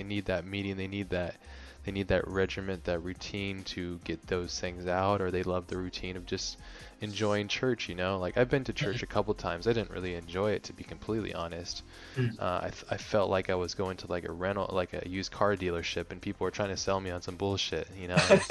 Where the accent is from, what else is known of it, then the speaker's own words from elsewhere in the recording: Hawaii, United States; I grew up in Hawaii